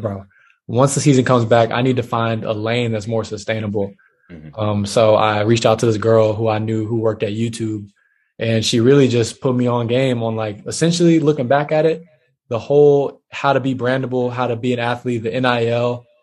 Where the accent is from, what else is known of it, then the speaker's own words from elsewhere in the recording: Charlotte, North Carolina, United States; moved away as an adult; also born or lived in Dallas; I lived in Charlotte. I was raised in Charlotte